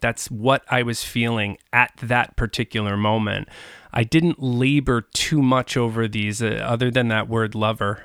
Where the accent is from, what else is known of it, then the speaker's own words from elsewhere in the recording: Long Island, New York, United States; growing up on Long Island